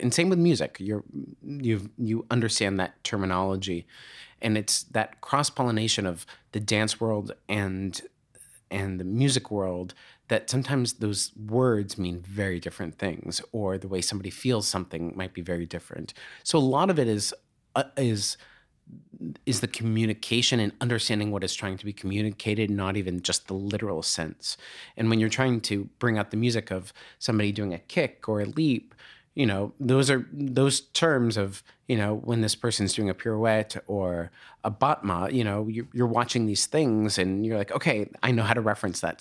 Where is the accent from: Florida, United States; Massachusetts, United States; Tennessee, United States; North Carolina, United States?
Massachusetts, United States; just outside of Boston; I grew up just outside of Boston